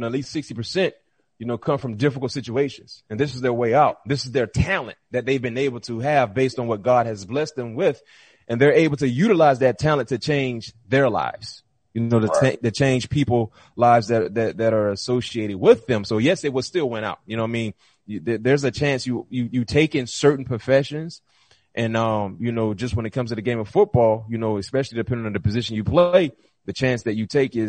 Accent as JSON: {"language": "English", "region": "Florida", "country": "United States", "said": "we're both from Florida"}